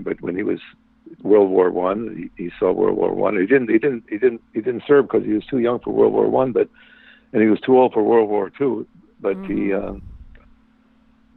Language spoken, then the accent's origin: English; LaSalle, Illinois, United States; I grew up more in a small town in central Illinois called Lucelle, Illinois.